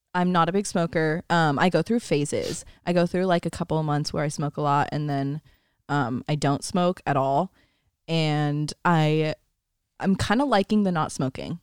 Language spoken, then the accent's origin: English; Northern California, United States; we're also from California